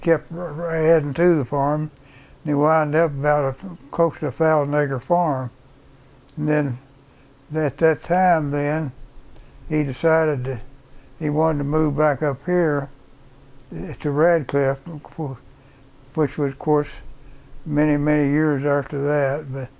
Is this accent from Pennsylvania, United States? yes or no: no; Bowling Green, Kentucky, United States; born there; I was born in Bowling Green, Kentucky when my mother and dad was down there in school.